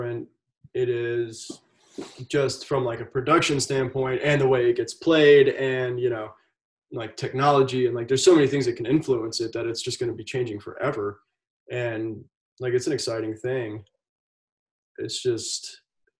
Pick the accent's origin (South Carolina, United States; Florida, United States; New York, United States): South Carolina, United States; I'm born and raised in South Carolina